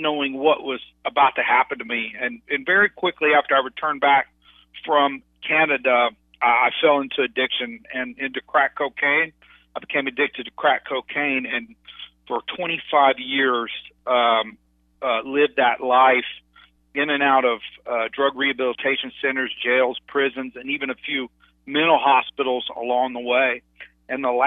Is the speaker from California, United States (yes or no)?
no; Dallas, Texas, United States; I grew up in Dallas, Texas